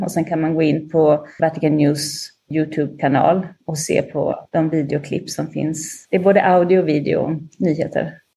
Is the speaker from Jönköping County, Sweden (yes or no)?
no; Linköping, Östergötland, Sweden; moved away as an adult; also born or lived in Sardinia, Italy; now in Rome, Italy; jag är uppvuxen i Linköping